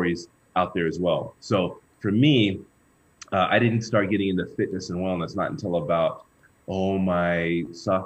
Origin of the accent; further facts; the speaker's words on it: Houston, Texas, United States; I grew up in Houston, Texas, and I'm the oldest of three brothers.